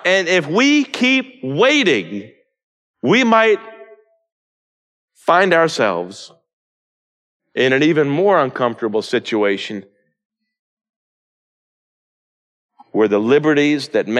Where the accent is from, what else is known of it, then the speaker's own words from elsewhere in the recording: United States; as an American and a Christian who lives in America